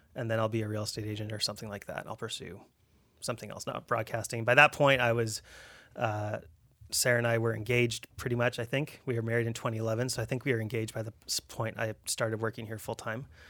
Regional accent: Abbotsford, British Columbia, Canada; also born or lived in Richmond; I grew up Abbotsford

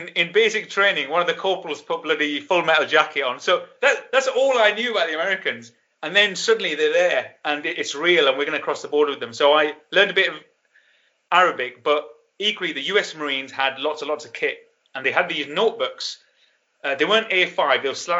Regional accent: Burnley, North West England, United Kingdom; moved away as an adult; I grew up in Burnley. No Americans there.

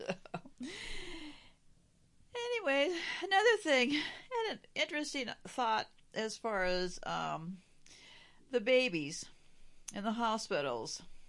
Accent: United States; because I'm an American, I had to look at a map to see where Belgium was on the map.

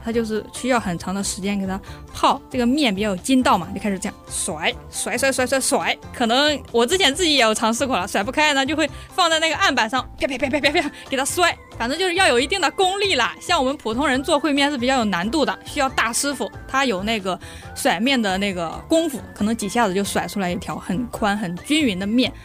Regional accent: Henan, China; now in Taiwan; 我们老家河南的在地的小吃，叫做烩面

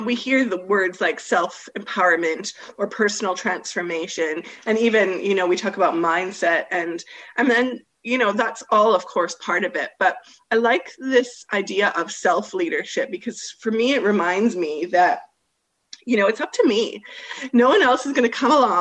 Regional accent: Canada; now in Australia; I am a Canadian living here in Australia

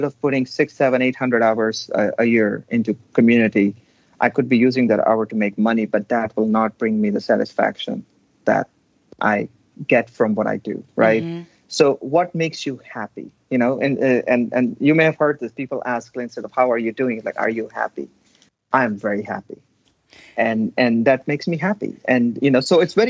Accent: India; now in Texas, United States; I was born and raised in India, but this is home

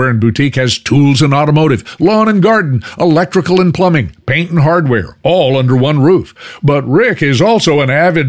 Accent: Fort Worth, Texas, United States; I grew up listening to George Carlin on my hometown radio station in Fort Worth.

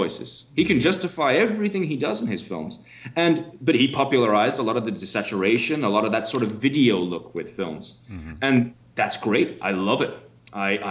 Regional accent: New York, United States; moved away; I grew up in America, actually, when I was born in New York

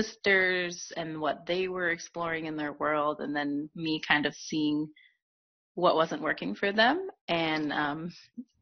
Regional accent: Michigan, United States; also born or lived in Ohio / San Francisco Bay Area, California; now in Nevada County, California, United States; I actually grew up in the Midwest. I'm from Michigan, and I lived in a little town

